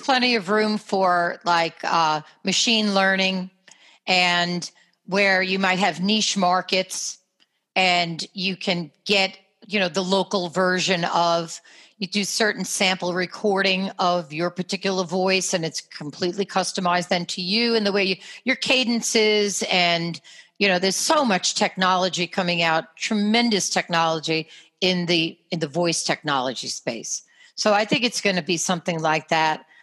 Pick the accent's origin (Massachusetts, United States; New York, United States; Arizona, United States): New York, United States; accent: New York; my New York accent